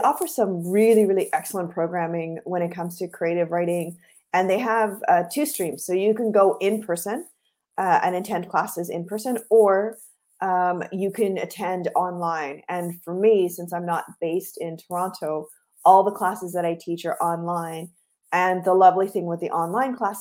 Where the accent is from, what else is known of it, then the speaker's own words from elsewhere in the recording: Guyana; I am from Guyana, which is in South America